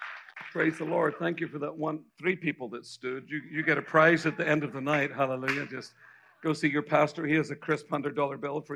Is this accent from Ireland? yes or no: yes; Ireland; accent: Irish; now in United States; I'm actually an American citizen with an Irish accent.